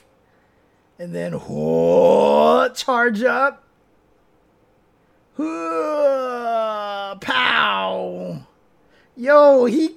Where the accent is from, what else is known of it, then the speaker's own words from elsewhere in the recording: United States; I'm American-born Chinese